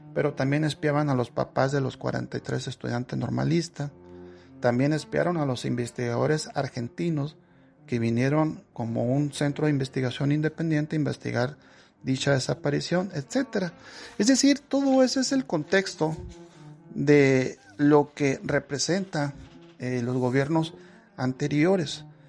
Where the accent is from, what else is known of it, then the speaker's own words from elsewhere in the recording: Mexico; nosotros como nación mexicana eh, no estamos consolidados todavía